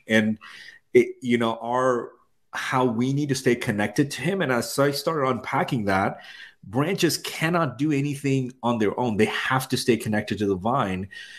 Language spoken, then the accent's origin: English; India; also born or lived in Middle East; now in United States; so I'm from India. I spent most of my life in the Middle East, and I moved here in 2004.